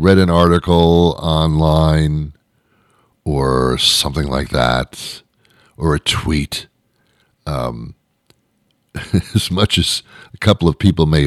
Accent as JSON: {"language": "English", "region": "New York", "country": "United States", "said": "I'm from New York"}